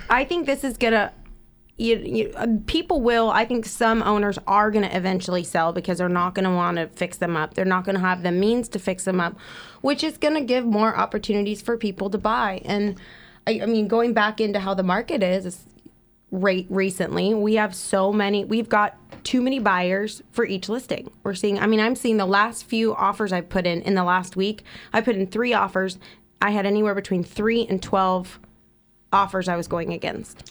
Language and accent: English; East Bay, Bay Area, California, United States; moved away as an adult; now in Central Coast, California, United States; I am originally from the Bay Area, from the East Bay